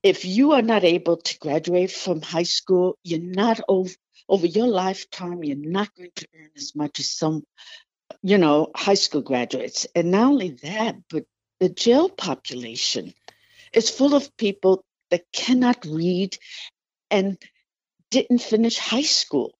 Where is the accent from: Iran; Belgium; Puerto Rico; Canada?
Puerto Rico; English is a second language; also born or lived in New York, United States / Washington, D.C., United States; now in Anchorage, United States; although I grew up in New York and Puerto Rico, um, I actually started school in Puerto Rico, and English is my, was my second language